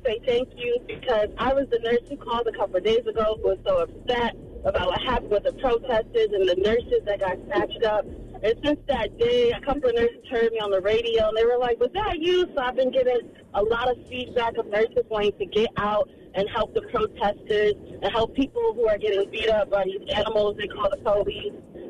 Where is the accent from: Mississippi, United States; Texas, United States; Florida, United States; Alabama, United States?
Florida, United States; moved away as an adult; now in New York, United States; I'm from Florida. So thank you.